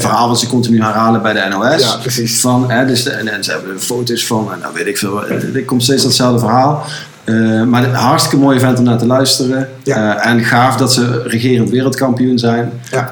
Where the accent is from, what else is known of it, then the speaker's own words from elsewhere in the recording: Netherlands; wij richten ons als Nederlanders